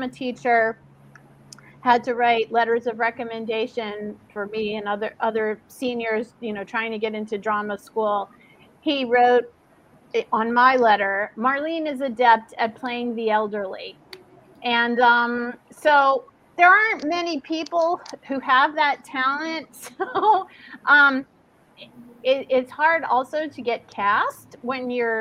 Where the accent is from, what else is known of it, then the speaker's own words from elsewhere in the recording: New Orleans, Louisiana, United States; I was born in New Orleans